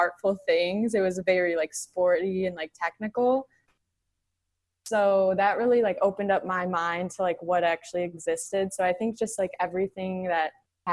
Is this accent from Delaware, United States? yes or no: no; Plymouth, Michigan, United States; now in Detroit, United States; I am from Plymouth, Canton area, and I am now in downtown Detroit